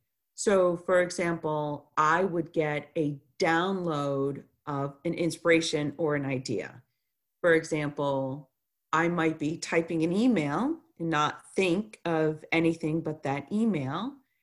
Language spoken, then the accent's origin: English; Chicago, Illinois, United States; born there; I was born in Chicago, Illinois, in 1969, and I would say I was always a sensitive child and intuitive.